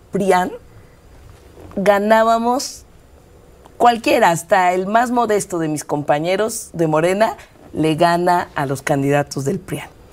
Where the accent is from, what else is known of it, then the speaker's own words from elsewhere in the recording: Mexico City, Mexico; also born or lived in Iztapalapa; yo, yo nací en el Poniente, nací En, la, en, la, colonia Nativitas.